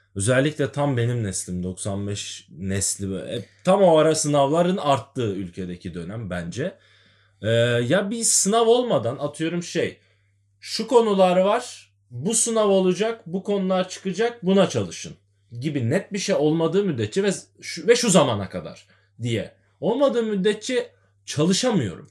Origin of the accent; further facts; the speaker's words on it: Adana, Turkey; Adana'da Beyaz Evler Mahallesi'nde büyüdüm ben.